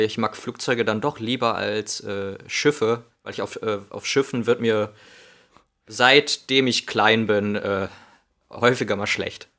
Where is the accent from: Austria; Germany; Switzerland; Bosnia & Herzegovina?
Germany; Northern Hesse; also born or lived in Spain / Wilhelmshaven / Passau; now in Berlin, Germany; als Kind äh, in Nordhessen